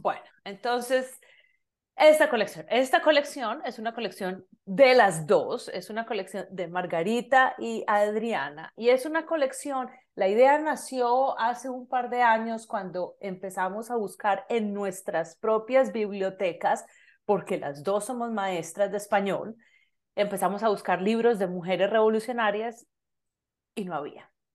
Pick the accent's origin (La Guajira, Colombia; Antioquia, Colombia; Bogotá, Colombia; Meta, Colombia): Antioquia, Colombia; Medellín; now in Canada; soy colombiana, de Medellín, Colombia